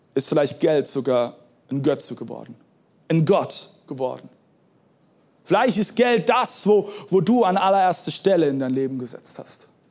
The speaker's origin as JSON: {"language": "German", "country": "Germany", "said": "wir Deutsche"}